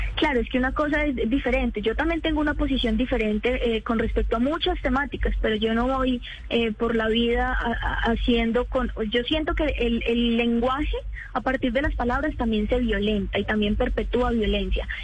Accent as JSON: {"language": "Spanish", "town": "Popayán", "region": "Cauca", "country": "Colombia", "said": "soy del Cauca, yo soy de Popayán."}